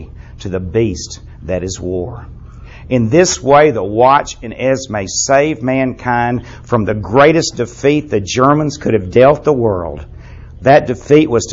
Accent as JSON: {"language": "English", "country": "United States", "said": "I'm an American"}